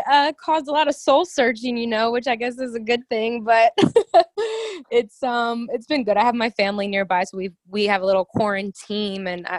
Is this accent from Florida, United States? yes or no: yes; Miami, Florida, United States; moved away as an adult; also born or lived in Orlando, Florida; now in Los Angeles, United States; So I was born in Miami, Florida. My parents were born in Cuba, and their families came over here when they were young. And so I grew up all in South Florida. I went to college at UCF in Orlando, and then moved out here to LA like 5 years ago